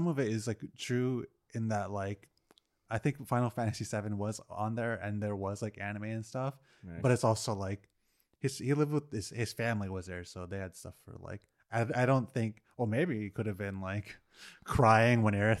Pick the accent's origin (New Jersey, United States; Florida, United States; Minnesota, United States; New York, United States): New York, United States; Brooklyn; I'm from Brooklyn.